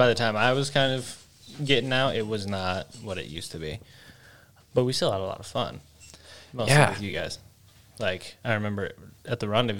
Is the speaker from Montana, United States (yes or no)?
yes; Pinesdale, Montana, United States; we're from Pinesdale.